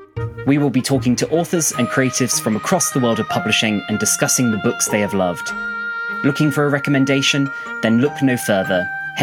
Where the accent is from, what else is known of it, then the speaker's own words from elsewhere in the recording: West Midlands, United Kingdom; And even though I'm not from Birmingham myself, I grew up pretty close by.